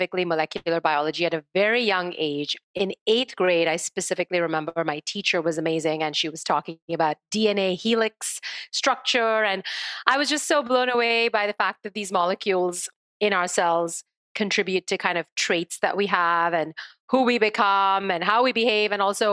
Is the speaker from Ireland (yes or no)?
no; India; moved away; growing up in India